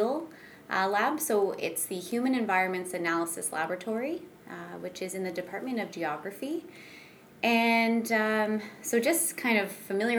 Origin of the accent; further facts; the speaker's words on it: Pickering, Ontario, Canada; also born or lived in Whitby; now in London, Canada; I'm from Pickering, which is just east of Toronto